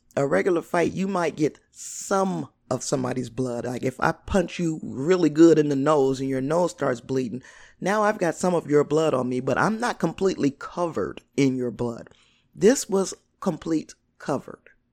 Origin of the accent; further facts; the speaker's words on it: Gary, Indiana, United States; I grew up in the Glen Park area.